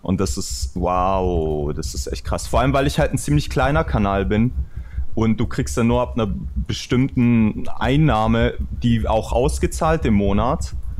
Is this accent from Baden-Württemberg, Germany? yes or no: yes; Stuttgart, Baden-Württemberg, Germany; woher kommst du? Aus Stuttgart